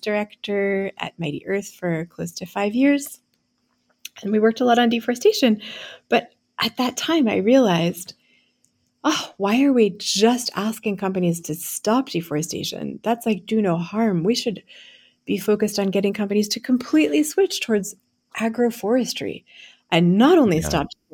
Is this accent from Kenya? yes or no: no; France; moved away as an adult; also born or lived in United States; I'm French American, as you can probably tell from my name. And after coming to the US for college and law school at Yale